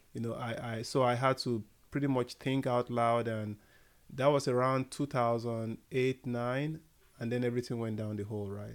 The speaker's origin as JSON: {"language": "English", "country": "Nigeria", "moved": "as an adult", "said": "I originally, I'm from Nigeria"}